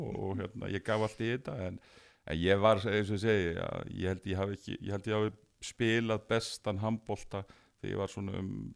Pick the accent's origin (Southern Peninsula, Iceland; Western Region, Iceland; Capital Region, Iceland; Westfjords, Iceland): Capital Region, Iceland; Garðabær; ég hérna eh, ólst upp í Garðabæ